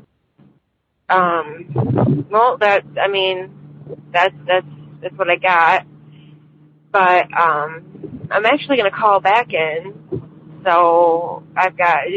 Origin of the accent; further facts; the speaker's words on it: Michigan, United States; I'm from Michigan.